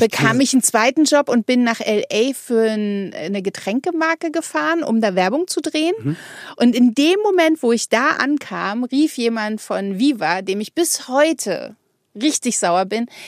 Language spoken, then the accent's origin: German; Berlin, Germany; in Berlin, wo man groß geworden ist, also ich zumindest